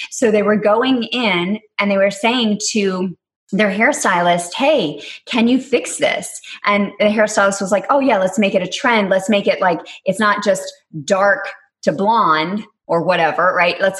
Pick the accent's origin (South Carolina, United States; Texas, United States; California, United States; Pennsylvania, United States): Texas, United States; accent: Texas; So I have to pay honor to my roots growing up in Texas.